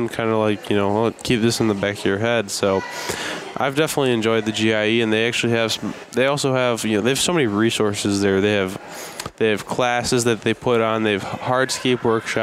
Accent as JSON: {"language": "English", "region": "Illinois", "country": "United States", "said": "I'm really from Illinois"}